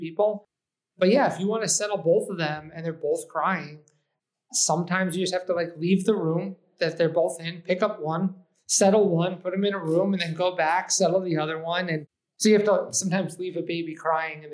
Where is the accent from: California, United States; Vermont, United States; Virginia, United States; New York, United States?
New York, United States; Eastchester; also born or lived in Manhattan, New York; now in Brooklyn, United States; I was actually born in Manhattan, but I identify as growing up in the suburbs. So I grew up in Lower Westchester County, in between Yonkers and New Rochelle, in a small town called Eastchester